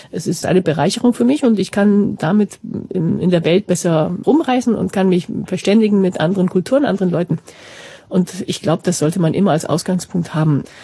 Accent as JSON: {"language": "German", "town": "Madrid", "region": "Community of Madrid", "country": "Spain", "lives_now": "Barcelona, Spain", "said": "Wir leben alle in Barcelona, zwei sind aus Katalonien, ich bin aus Madrid, aber halb Deutsche, ein Amerikaner."}